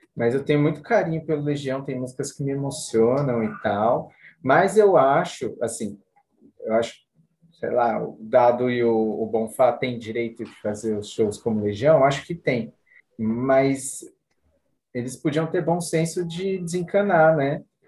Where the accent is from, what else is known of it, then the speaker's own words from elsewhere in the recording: Cotia, São Paulo, Brazil; Eu sou de Cotia